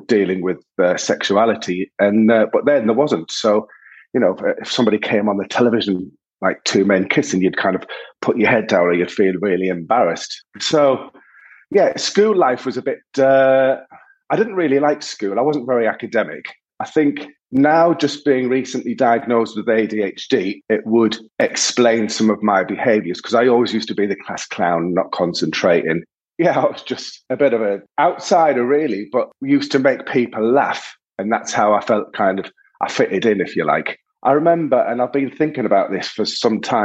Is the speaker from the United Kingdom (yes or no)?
yes; Sunderland, North East England, United Kingdom; I was born in Sunderland in 1971, and I was the youngest of four boys.